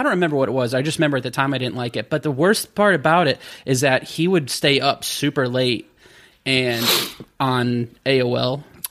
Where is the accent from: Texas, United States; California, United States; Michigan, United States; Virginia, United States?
Michigan, United States; Grayling; I'm from the mitten. I'm from almost at the top of the mitten.